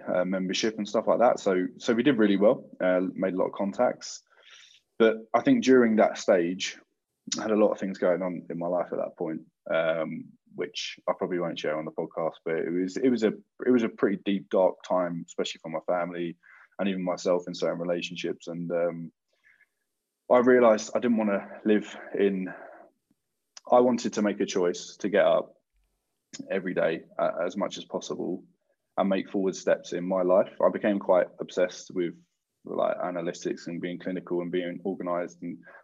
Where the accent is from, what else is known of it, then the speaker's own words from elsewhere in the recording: Croydon, London, United Kingdom; growing up in Croydon in particular, you're very aware of almost every walk of life